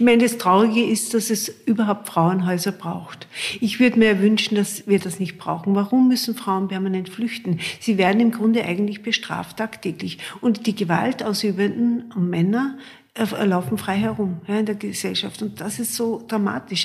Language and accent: German; Austria; bei uns in Österreich